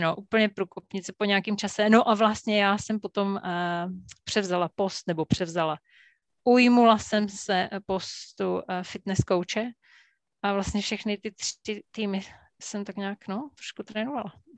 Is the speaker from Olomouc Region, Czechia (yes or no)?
yes; Jeseník, Olomouc Region, Czechia; já jsem vyrůstala v Jeseníku na Kramerce